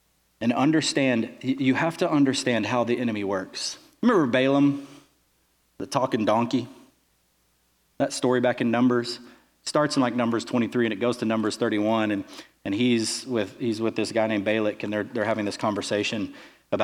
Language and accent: English; Texas, United States; where are you from? I said, Texas